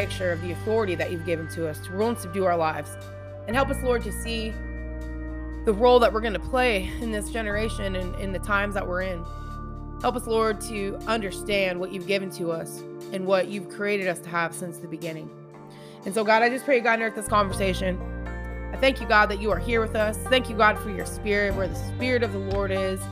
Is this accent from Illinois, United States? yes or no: no; Washington, United States; moved away as an adult; also born or lived in Montana; now in Tennessee, United States; been in Washington State my whole life